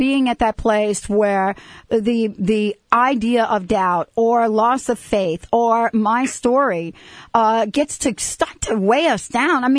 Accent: New York, United States; I'm from New York.

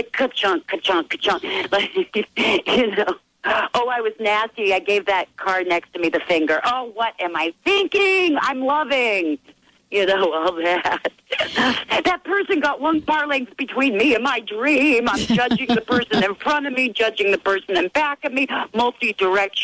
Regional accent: New York, United States; I'm from New York.

